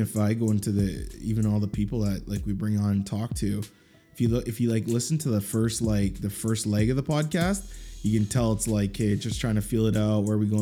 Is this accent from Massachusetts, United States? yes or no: yes; Dorchester, Massachusetts, United States; I'm from Dorchester.